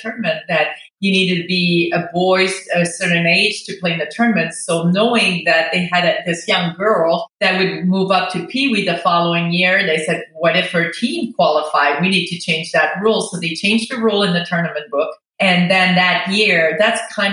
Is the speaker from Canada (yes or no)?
yes; Quebec, Canada; English is a second language; moved away as an adult; I was from Quebec. Everything was French there. We didn't have English TV.